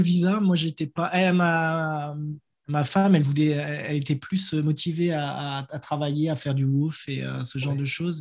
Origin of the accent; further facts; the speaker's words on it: Strasbourg, Grand Est, France; moved away as an adult; now in New Zealand; je viens de Strasbourg